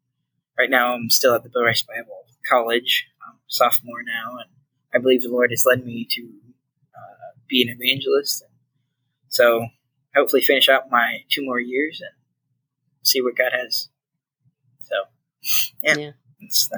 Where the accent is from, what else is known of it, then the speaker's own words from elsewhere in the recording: Ghana; My parents were called to be missionaries to Ghana, West Africa. And so that's where I grew up. I grew up in Africa, and it was exciting.